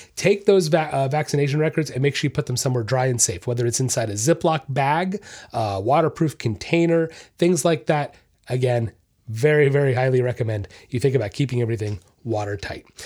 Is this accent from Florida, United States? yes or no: yes; Orlando, Florida, United States; I'm from Orlando, that's where I was raised